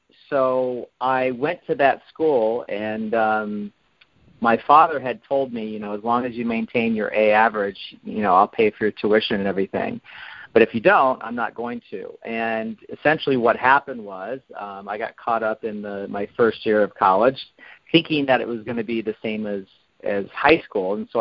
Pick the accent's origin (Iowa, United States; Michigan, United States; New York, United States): Iowa, United States; now in Los Angeles, United States; I was raised in Iowa in a very strict upbringing